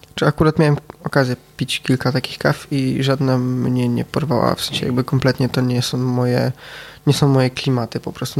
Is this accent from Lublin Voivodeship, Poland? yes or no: no; Wrocław, Lower Silesian Voivodeship, Poland; Jestem z Wrocławia, jestem z palarni Etno Cafe